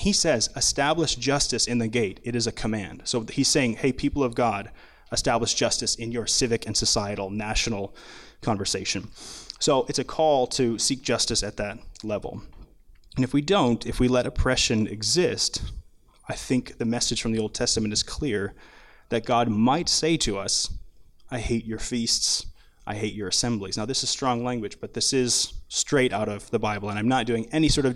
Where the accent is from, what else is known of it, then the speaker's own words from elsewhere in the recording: Minnesota, United States; I grew up in Minnesota